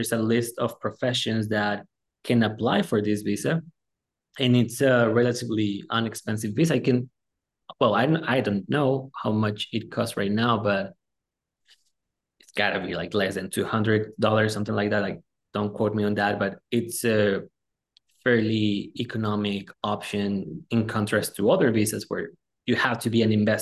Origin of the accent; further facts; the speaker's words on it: Mexicali, Baja California, Mexico; moved away as an adult; also born or lived in Houston, Texas; now in Imperial Valley, United States; I was born and raised in Mexicali, Baja California, which is right across the border from Calexico, California